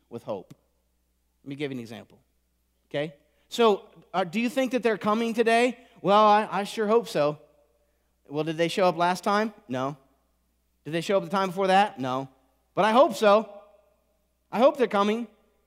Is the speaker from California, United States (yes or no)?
no; Indiana, United States; I was raised in Indiana